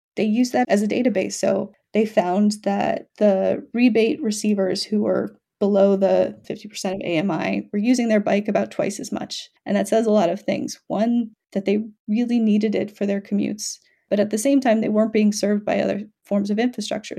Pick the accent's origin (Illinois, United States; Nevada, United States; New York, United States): New York, United States; New York City; I'm from New York City.